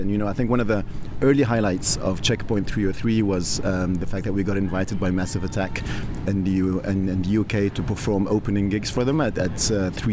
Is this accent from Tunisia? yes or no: yes; Tunisia; I'm of Tunisian origin. I grew up in Tunisia